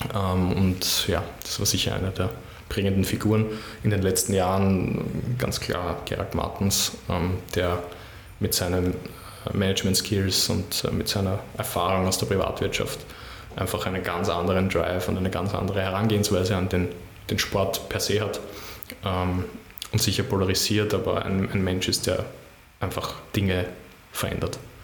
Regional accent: Baden, Lower Austria, Austria; now in Vienna, Austria; Ich fühle mich als echter Wiener, auch wenn ich ähm, sehr gerne in Baden aufgewachsen bin, aber jetzt bin ich schon lange in Wien und ich bin ein Wiener

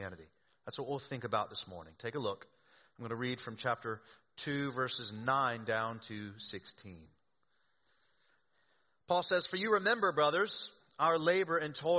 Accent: the South, United States; moved away; I grew up in the South.

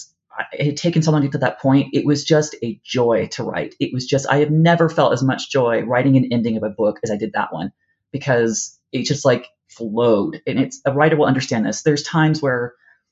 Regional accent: Moreno Valley, California, United States; I grew up in Moreno Valley. It's near Riverside

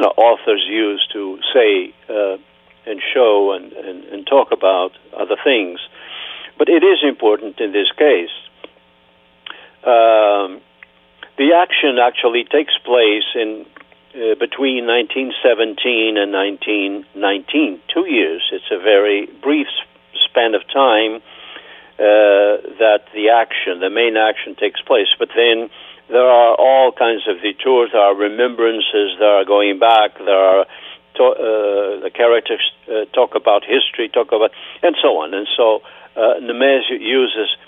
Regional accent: Terceira, Azores, Portugal; first language Portuguese; English is a second language; moved away as an adult; now in Massachusetts, United States; I am from Terceira

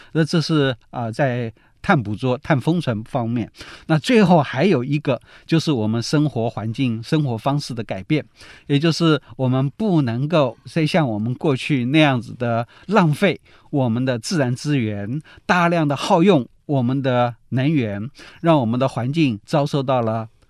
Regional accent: Taiwan; 我们台湾

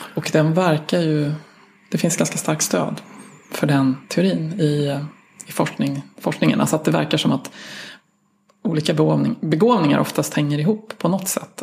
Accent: Sweden; jag är svensk vetenskapsjournalist

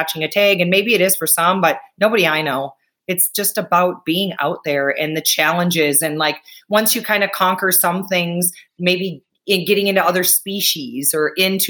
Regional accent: Wisconsin, United States; moved away as an adult; now in Montana, United States; I'm from Wisconsin, very proud, born and lived there for 38 years of my life.

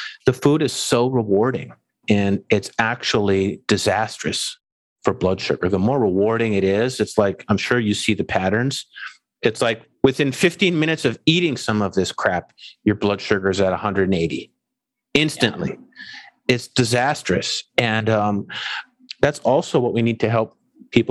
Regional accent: Canada; moved away; I'm from Canada. I go home to visit.

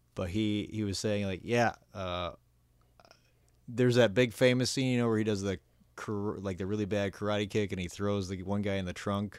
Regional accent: Minnesota, United States; now in Los Angeles, United States; Minnesota, I'd like to get my hometown

